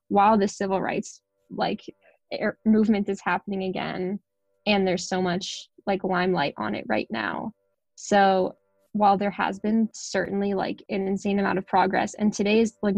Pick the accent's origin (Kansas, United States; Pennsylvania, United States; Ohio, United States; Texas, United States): Ohio, United States; moved away as an adult; also born or lived in Philadelphia; when I was in high school and growing up in Ohio